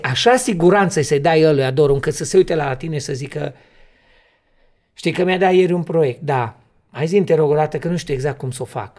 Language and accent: Romanian; Transylvania, Romania; eu sunt din Translin, România